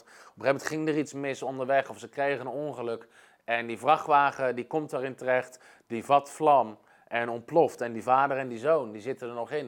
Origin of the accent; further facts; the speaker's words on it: Netherlands; als Nederlanders